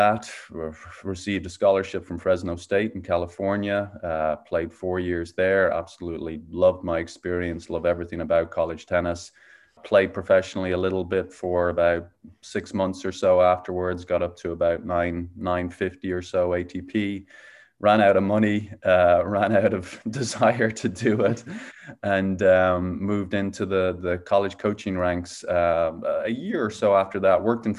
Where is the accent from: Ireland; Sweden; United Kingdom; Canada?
Ireland; Dublin, Leinster; now in Phoenix, United States; Yeah, so I grew up in Dublin, Ireland. I'm now living in Phoenix, Arizona.